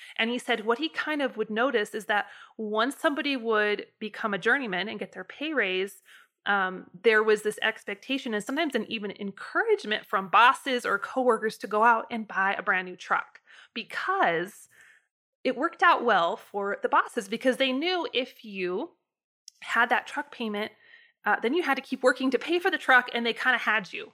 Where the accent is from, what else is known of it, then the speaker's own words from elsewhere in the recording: United States; my experience in the U S as a, as a American citizen